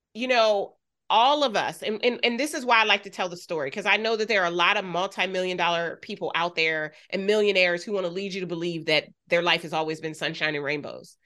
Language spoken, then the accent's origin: English; Wilmington, Delaware, United States; I grew up in Wilmington, Delaware.